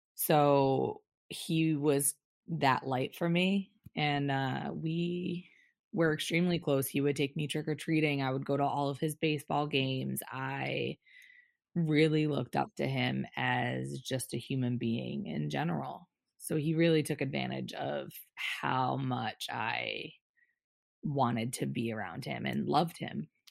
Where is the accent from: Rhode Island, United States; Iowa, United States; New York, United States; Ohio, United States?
New York, United States; I grew up in New York